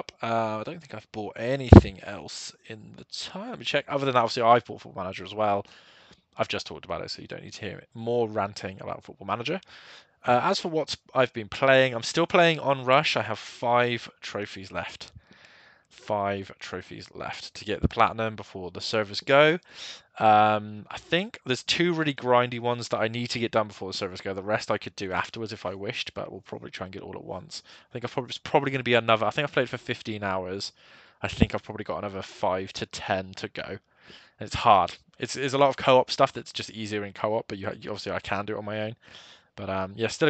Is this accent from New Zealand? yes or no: no; Taunton, South West England, United Kingdom; the Taunton Town Challenge because it's my hometown club